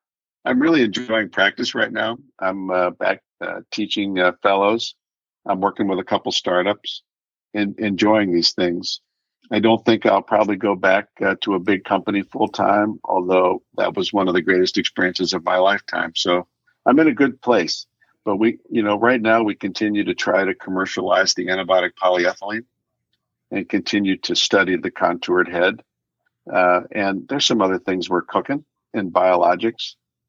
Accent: Midwest, United States; Even though I grew up in the Midwest, I ran away from home to do that.

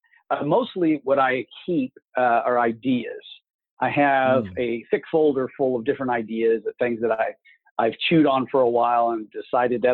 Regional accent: Kansas City, Missouri, United States; now in Kansas City, Kansas, United States; I am from outside of Kansas City, Missouri, and now I live outside of Kansas City, Kansas.

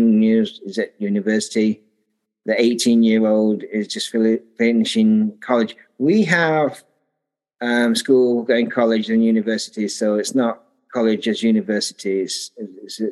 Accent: Sheffield, Yorkshire and the Humber, United Kingdom; moved away as an adult; also born or lived in Taiwan; now in Derby, United Kingdom; I grew up in Sheffield, which is a bit more north from where I am now.

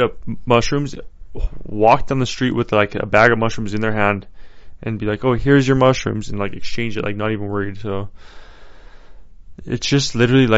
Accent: Colorado, United States; moved away; that's my home state

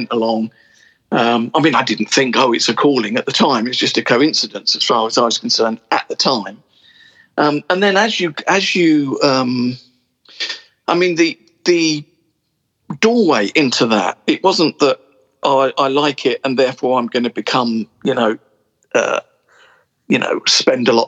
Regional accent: Portsmouth, South East England, United Kingdom; now in London, United Kingdom; I moved to London. I was originally from Portsmouth. I moved to London

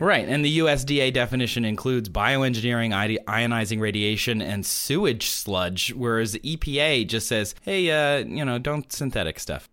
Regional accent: Midwest, United States; now in Los Angeles, United States; I'm from the Midwest, uh, where the corn comes from.

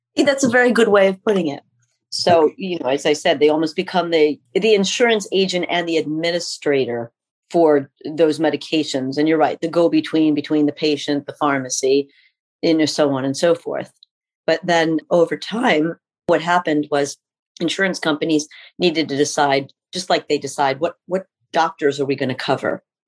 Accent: Pennsylvania, United States; also born or lived in North Carolina / Illinois; we moved back here to where I grew up in Pennsylvania

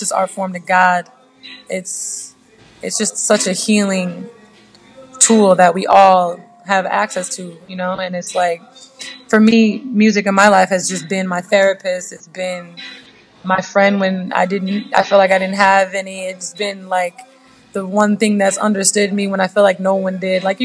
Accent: United States; I'm American. I grew up in America.

